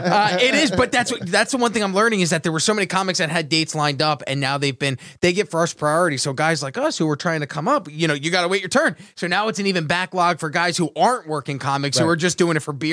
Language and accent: English; Atlantic City, New Jersey, United States; Cause I grew up in Atlantic City.